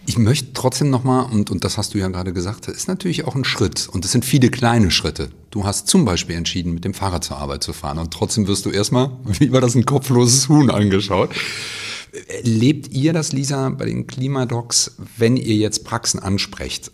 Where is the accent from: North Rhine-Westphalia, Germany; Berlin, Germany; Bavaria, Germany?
North Rhine-Westphalia, Germany; Cologne; ich komme auch aus Köln